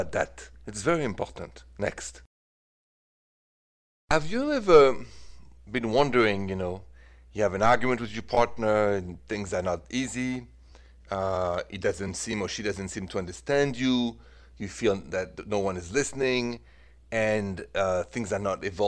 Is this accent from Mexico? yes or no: no; France; accent: French; my accent is French.